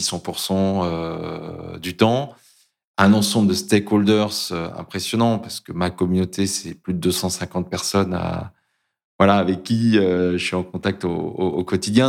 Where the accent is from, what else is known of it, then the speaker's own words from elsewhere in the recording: Brittany, France; j'ai grandi en Bretagne, à proximité de la mer.